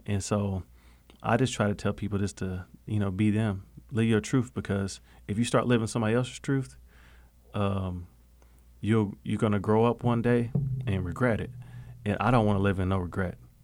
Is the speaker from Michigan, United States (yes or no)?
no; Okmulgee, Oklahoma, United States; I'm born and raised in Muskogee Creek, uh, Nation, that's where I'm from